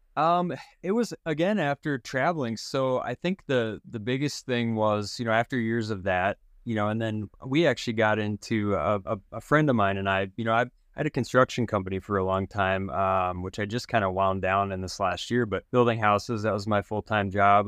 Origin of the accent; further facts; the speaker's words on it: South Dakota, United States; I grew up in South Dakota